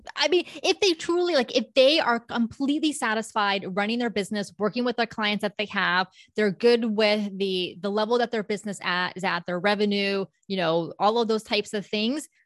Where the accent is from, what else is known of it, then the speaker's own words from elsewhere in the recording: Palm Beach County, South Florida, United States; moved away as an adult; now in Orlando, United States; I was born and raised in South Florida, so the Palm Beach County area.